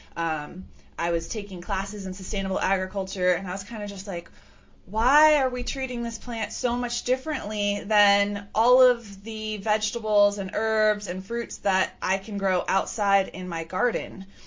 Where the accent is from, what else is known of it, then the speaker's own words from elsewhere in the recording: California, United States; I grew up in California